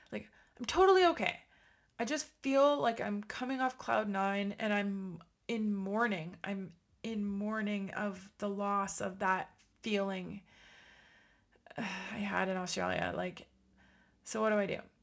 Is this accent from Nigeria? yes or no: no; Ottawa, Ontario, Canada; my hometown of Ottawa